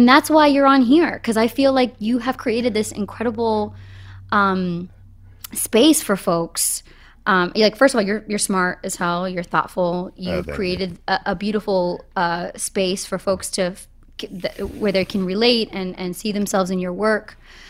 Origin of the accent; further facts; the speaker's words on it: Boston, Massachusetts, United States; I'm from Boston.